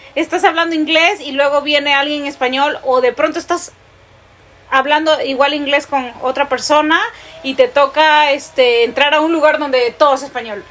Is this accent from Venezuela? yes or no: no; Peru; moved away as an adult; now in United States; uno de niño ahí en Perú